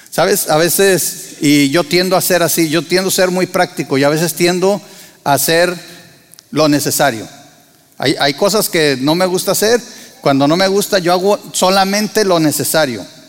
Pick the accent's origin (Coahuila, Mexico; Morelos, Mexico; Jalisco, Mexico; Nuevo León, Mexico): Coahuila, Mexico; Torreón; moved away as an adult; also born or lived in Monterrey / San Luis Potosí / Argentina; now in United States; Yo soy de Tierra Santa, o sea, Torreón, Coahuila